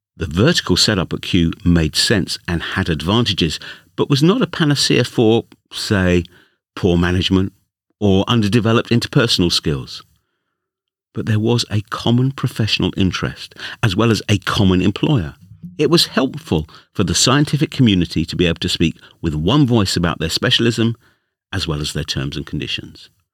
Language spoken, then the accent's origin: English; London, United Kingdom; accent: London; my London accent